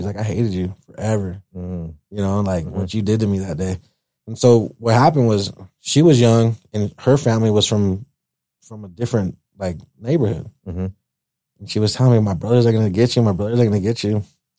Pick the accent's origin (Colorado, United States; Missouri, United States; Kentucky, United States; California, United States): Colorado, United States; Greeley; also born or lived in Uvalde, Texas; growing up in the Deltas